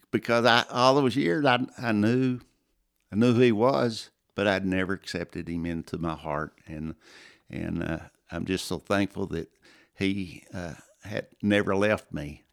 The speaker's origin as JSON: {"language": "English", "town": "Plainview", "region": "Texas", "country": "United States", "tie": "born or raised there", "also_born_or_lived": "Azle, Texas / Lubbock, Texas", "said": "I grew up in Plainview, uh, grew up in the church, First Baptist Church of Plainview"}